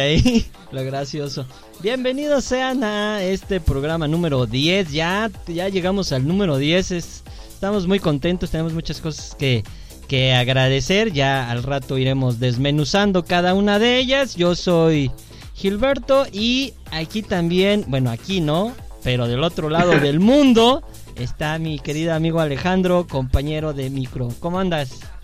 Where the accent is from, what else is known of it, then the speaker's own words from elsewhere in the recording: Mexico; así somos los mexicanos